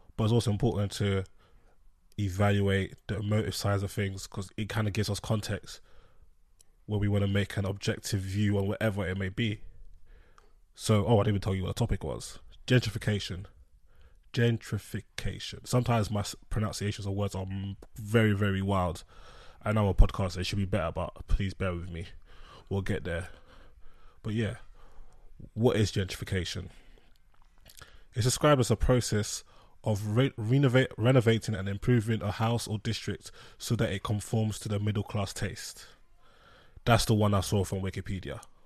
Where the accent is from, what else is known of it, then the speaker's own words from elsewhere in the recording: London, United Kingdom; I'm from London